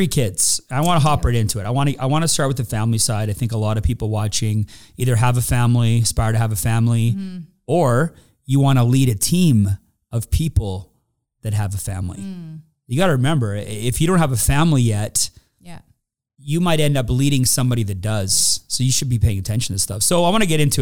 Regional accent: Calgary, Alberta, Canada; We were raised in Calgary.

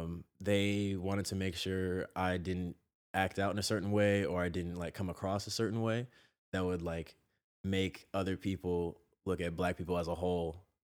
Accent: San Jose, California, United States; Sure, sure. Yeah, San Jose was a trip. It's Silicon Valley, so it's like very heavily tech and busine

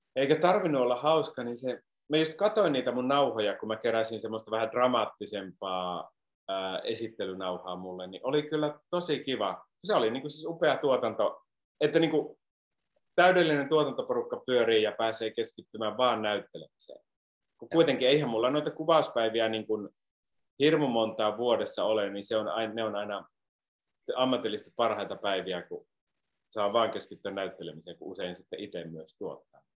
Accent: Iisalmi, North Savo, Finland; moved away as an adult; also born or lived in Sonkajärvi; now in Los Angeles, United States; minä olen Iisalamista kotoisin

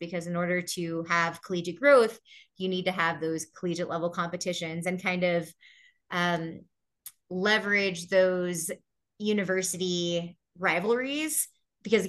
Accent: Houston, Texas, United States; when I was growing up in Houston

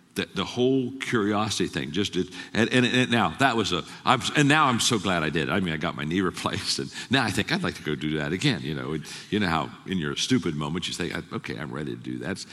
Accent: Circleville, Ohio, United States; I grew up in Circleville, Ohio. Twelve thousand people, farming community

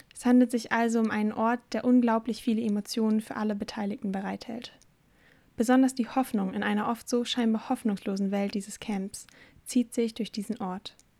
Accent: Germany; in meiner Heimat

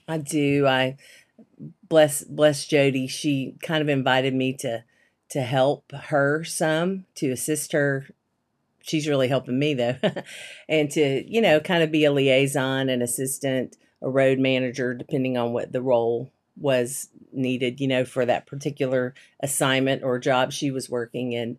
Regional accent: Shreveport, Louisiana, United States; also born or lived in Abilene, Texas; I grew up in Louisiana

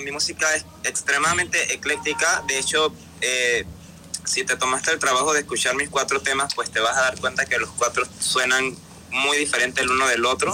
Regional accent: Panama; soy un cantautor panameño

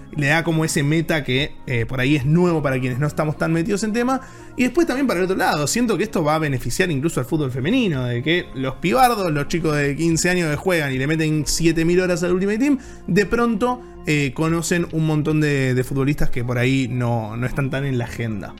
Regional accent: Argentina; siendo argentinos

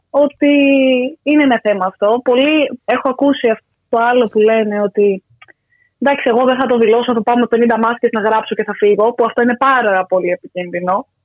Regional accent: Aigaleo, Attica, Greece; εγώ που είμαι και από Εγάλεο, να χαρούν λίγο τα δυτικά προάστια.

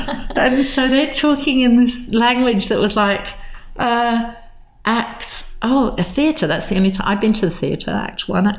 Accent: England, United Kingdom; "Look, we're English. We talk about the weather.

